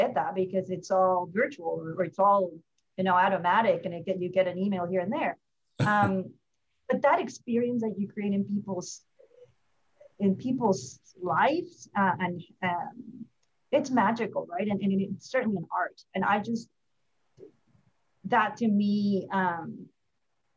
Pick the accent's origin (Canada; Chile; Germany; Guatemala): Guatemala; moved away as an adult; also born or lived in California; now in Atlanta, United States; I am from Guatemala, born and raised